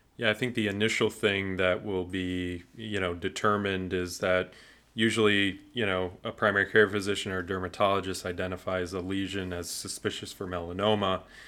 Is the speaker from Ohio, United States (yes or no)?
yes; Cleveland, Ohio, United States; I'm from Cleveland